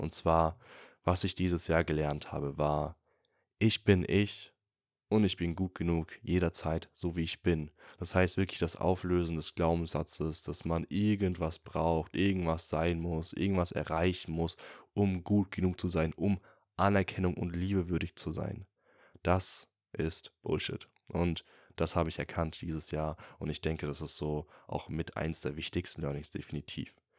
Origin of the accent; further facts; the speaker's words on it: Würzburg, Bavaria, Germany; moved away; wieder in Würzburg, also in meiner Heimat.